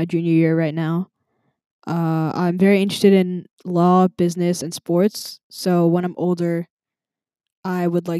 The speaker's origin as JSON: {"language": "English", "region": "East Coast", "country": "United States", "tie": "born or raised there", "said": "growing up on the East Coast"}